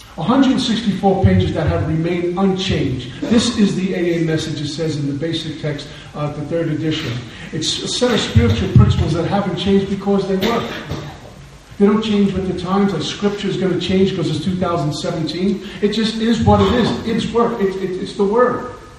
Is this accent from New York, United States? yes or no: yes; New York City, New York, United States; moved away; growing up in Brooklyn, New York, where I'm from originally